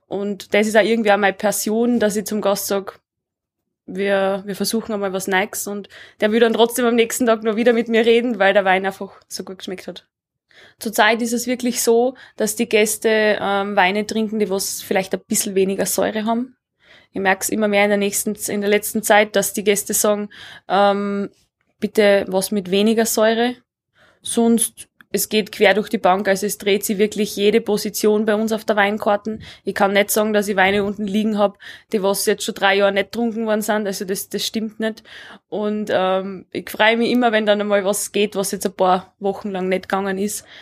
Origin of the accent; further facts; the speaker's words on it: Southern Styria, Austria; moved away as an adult; now in Leogang, Austria; auch aus der Südsteiermark, aus meiner Heimat